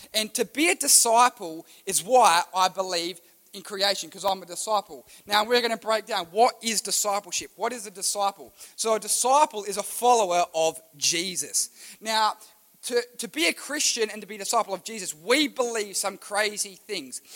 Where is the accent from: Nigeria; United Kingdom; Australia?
Australia; I was born in Australia